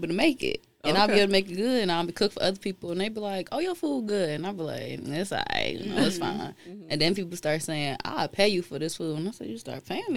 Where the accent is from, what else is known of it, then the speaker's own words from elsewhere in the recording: Detroit, Michigan, United States; I'm from Detroit